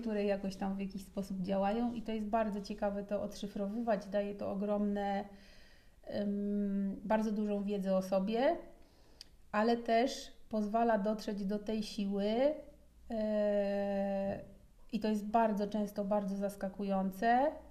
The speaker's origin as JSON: {"language": "Polish", "region": "Podlaskie Voivodeship", "country": "Poland", "tie": "born or raised there", "said": "po pierwsze się wychowywałam na Podlasiu i tam się zbudowała moja gigantyczna więź z naturą"}